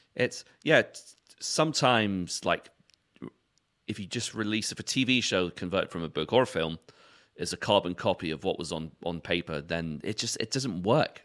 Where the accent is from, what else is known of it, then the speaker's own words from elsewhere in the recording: London, United Kingdom; I was born in Brixton